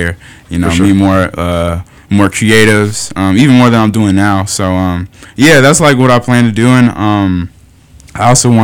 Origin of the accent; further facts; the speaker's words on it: Milwaukee, Wisconsin, United States; moved away as an adult; now in Chicago, United States; I'm originally from Milwaukee, Wisconsin